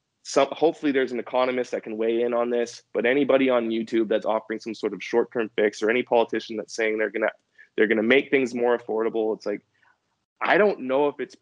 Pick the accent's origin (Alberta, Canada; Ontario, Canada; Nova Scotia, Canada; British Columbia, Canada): British Columbia, Canada; New Westminster; I grew up in New Westminster, British Columbia